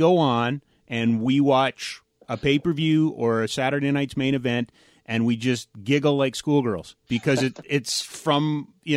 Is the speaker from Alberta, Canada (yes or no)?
yes; Calgary, Alberta, Canada; born or raised there